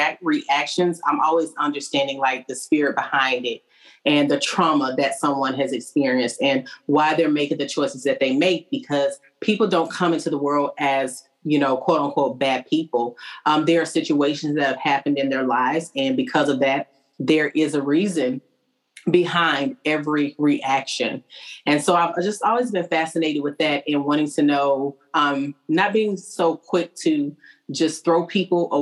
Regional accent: Arkansas, United States; now in Clarksville, United States; I'm actually from Arkansas.

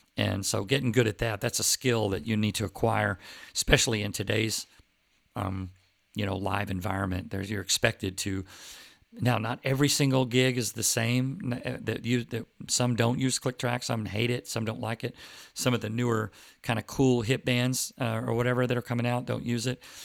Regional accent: Plano, Texas, United States; I grew up with them in Plano, Texas

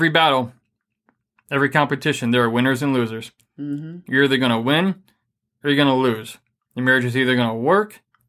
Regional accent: Michigan, United States; I'm from Michigan.

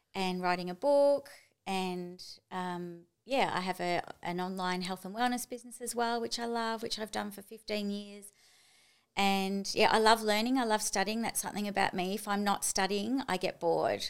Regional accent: Melbourne, Victoria, Australia; also born or lived in Japan / Chile / Tokyo; now in Gold Coast, Australia; I'm from Melbourne

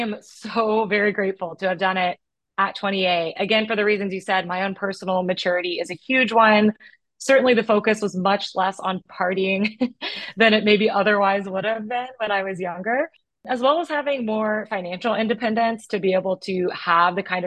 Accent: United States; growing up in America

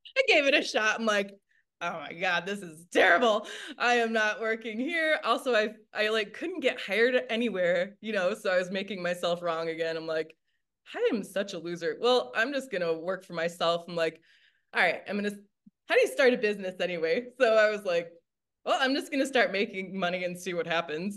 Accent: Michigan, United States; now in Denver, United States; I grew up in the Midwest of the United States in Michigan

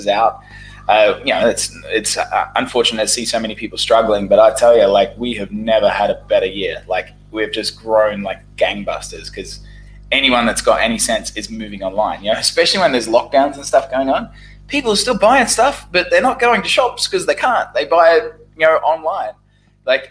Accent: Brisbane, Queensland, Australia; moved away as an adult; also born or lived in Saigon, Vietnam; now in Ho Chi Minh City, Vietnam; Brisbane, Australia, my hometown

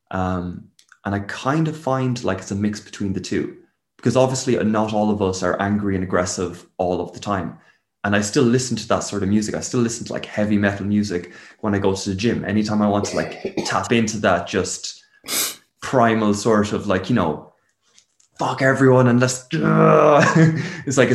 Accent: Waterford, Munster, Ireland; also born or lived in England; moved around three different houses while I was in England, uh, in one school, um, and then moved back over to Ireland when I was six. And that was down in Waterford with all the extended family.

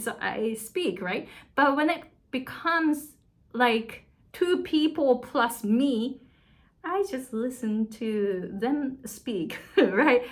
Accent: Japan; accent: thick Japanese; English is a second language; moved away as an adult; also born or lived in Susanville, California; now in Hawaii, United States; I had a thick Japanese accent. And I moved to the US when I was 23.

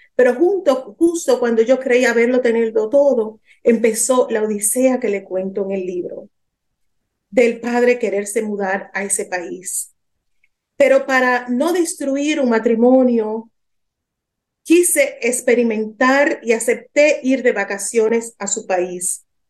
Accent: Dominican Republic; moved away as an adult; also born or lived in New York, United States / Lebanon; Yo soy de origen dominicana

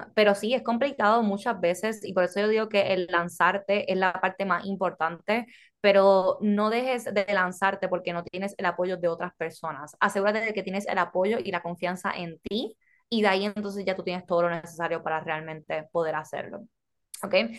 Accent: Puerto Rico; now in United States; ambas somos puertorriqueñas, pero mi familia es extranjera

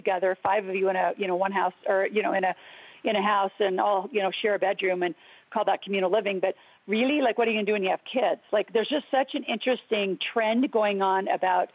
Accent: United States; also born or lived in Canada; as an American

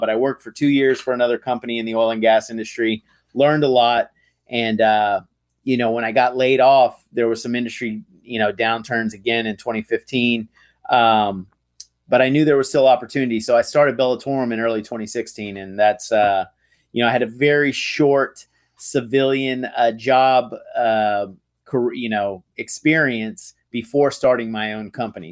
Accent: Tyler, Texas, United States; moved away; I'm from Texas. I, I grew up in East Texas in a little town called Tyler.

